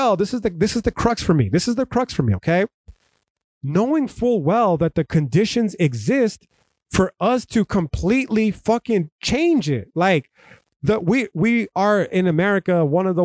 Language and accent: English; United States; as an American